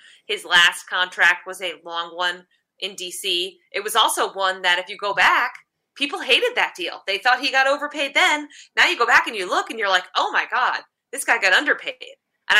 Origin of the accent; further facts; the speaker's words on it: Connecticut, United States; moved away as an adult; also born or lived in Michigan; now in Maryland, United States; I'm from Connecticut, but now we live in Maryland.